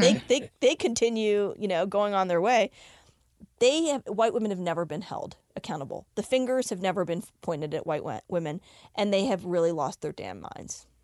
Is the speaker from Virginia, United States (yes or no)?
yes; Richmond, Virginia, United States; now in Denver, United States; growing up in Richmond, Virginia, in the 70s and 80s, I grew up with a tiny Indian community